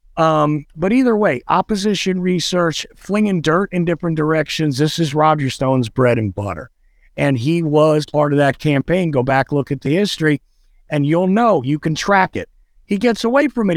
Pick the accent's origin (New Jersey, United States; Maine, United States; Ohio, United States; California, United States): New Jersey, United States; also born or lived in New York; I grew up in New Jersey, okay? I grew up in New Jersey a little time in New York